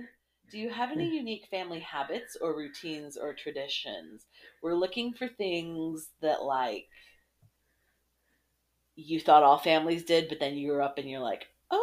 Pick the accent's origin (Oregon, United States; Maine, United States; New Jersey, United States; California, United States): Oregon, United States; my grandparents that I grew up with in Oregon